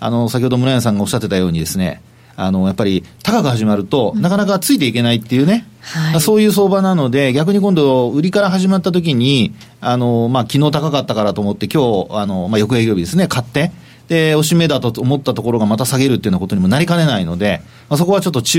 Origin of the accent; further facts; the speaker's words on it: Osaka, Japan; 僕はあの関西出身なんで